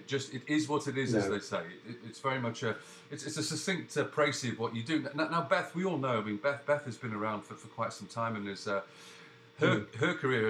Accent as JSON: {"language": "English", "region": "England", "country": "United Kingdom", "lives_now": "Canada", "said": "Well, I'm English. It was very confusing. I'm English, I live in Canada, and I'm communicating with you through a Google account that's based in New York."}